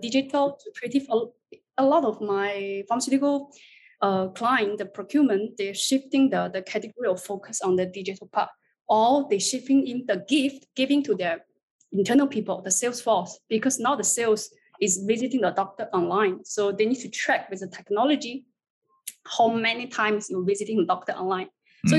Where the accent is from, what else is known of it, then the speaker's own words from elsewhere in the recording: China; moved away as an adult; now in Singapore; I would say I'm a China Chinese. I was born and raised in China, but I just stayed in Singapore for the past 16 years.